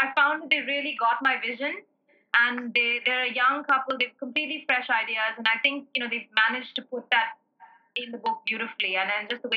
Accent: South India, India; as a South Indian

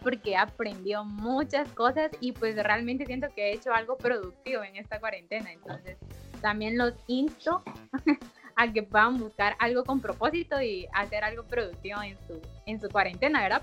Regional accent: Guatemala; yo soy de Guatemala

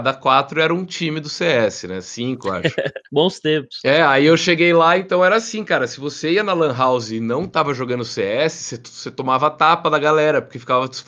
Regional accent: Jaú, São Paulo, Brazil; Eu sou de Jaú, interior de São Paulo.

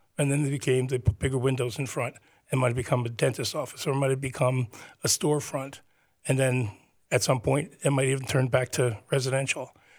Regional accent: Teaneck, New Jersey, United States; the town that I grew up in, Teaneck

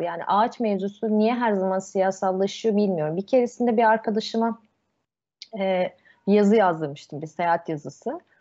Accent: Istanbul, Turkey; ben Yeniköy'de büyüdüm. Sarıyer ilçesine şeye bağlı

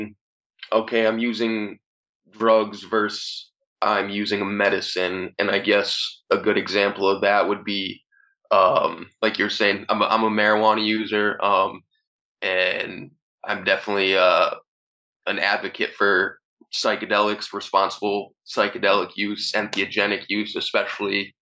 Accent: Easthampton, Massachusetts, United States; also born or lived in Northampton, Massachusetts / Holyoke, Massachusetts; the town I grew up in, East Hampton

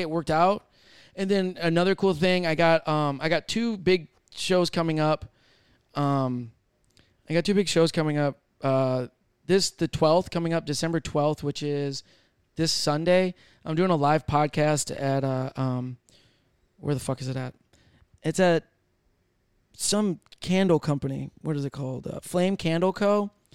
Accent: Michigan, United States; I'm from Michigan.

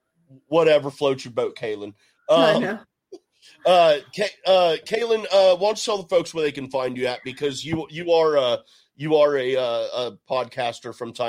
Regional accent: Houston, Texas, United States; accent: Southern; I was raised in North Houston, so I've got a little bit of Southern accent floating around in me too.

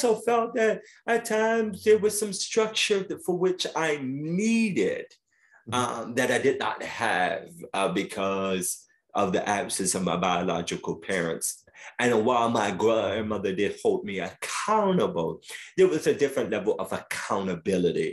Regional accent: New York City, New York, United States; I grew up in South Jamaica, Queens

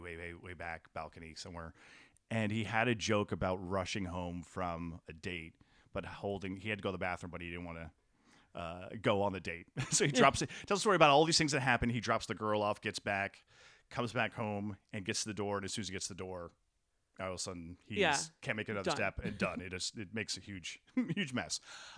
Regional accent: New York, United States; I grew up in Westchester County, so I was sort of doing the commuting.

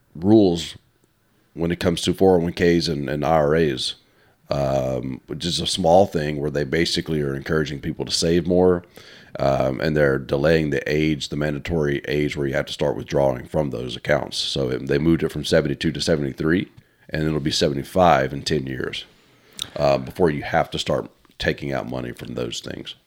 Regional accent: United States; as an American

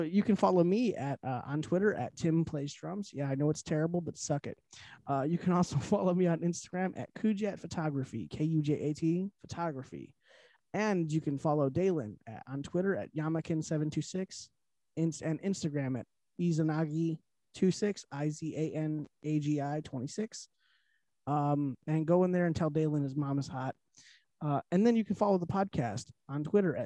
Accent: Detroit, Michigan, United States; We're from the Detroit area

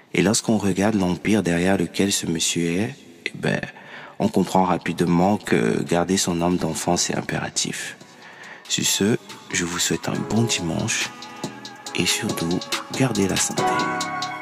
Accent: Cameroon; chez moi au Cameroun

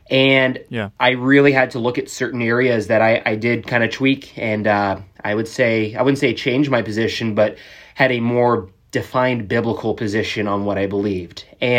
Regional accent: Jeddah, Makkah Province, Saudi Arabia; born there; I was born in Saudi Arabia. My dad was military. Yeah, born in Jeddah, right off the coast of the Red Sea in the early 90s.

